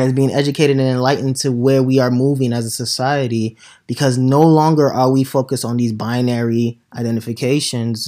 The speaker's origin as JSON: {"language": "English", "country": "Nigeria", "tie": "born or raised there", "moved": "yes", "lives_now": "United States", "said": "as a young kid growing up in Nigeria"}